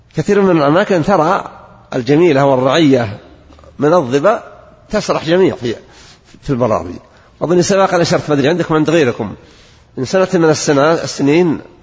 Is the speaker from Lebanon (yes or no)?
no; Najd, Saudi Arabia; عندنا في نجد